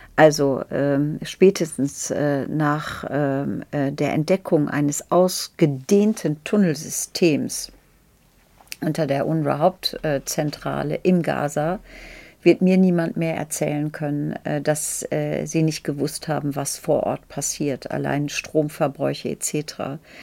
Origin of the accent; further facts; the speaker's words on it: Lower Saxony, Germany; auch noch geschützte Minderheit, nämlich Friesin.